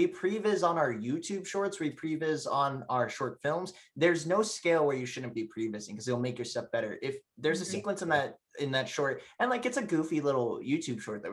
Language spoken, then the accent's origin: English; United States; moved away; I'm originally from Washington